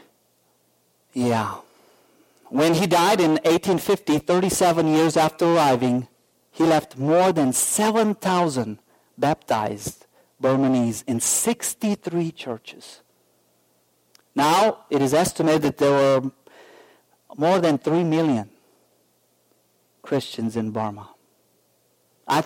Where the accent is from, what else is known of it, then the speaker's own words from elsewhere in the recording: Romania; now in United States; I'm from Romania.